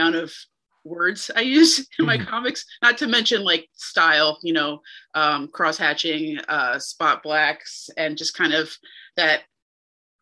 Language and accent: English; New Jersey, United States; I grew up in New Jersey